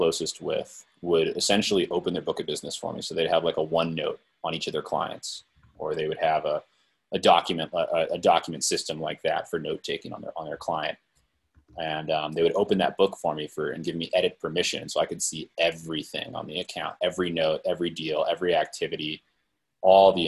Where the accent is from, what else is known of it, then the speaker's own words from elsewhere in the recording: Silicon Valley, California, United States; I was born and raised in the Silicon Valley